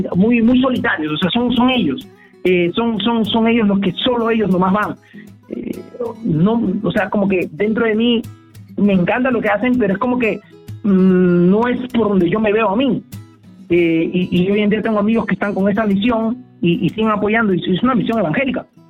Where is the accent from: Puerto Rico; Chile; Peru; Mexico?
Peru